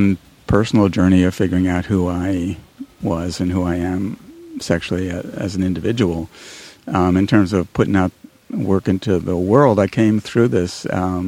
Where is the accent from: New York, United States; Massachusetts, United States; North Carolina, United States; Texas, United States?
New York, United States; moved away as an adult; also born or lived in Washington, D.C. / Ohio; now in California, United States; I grew up in New York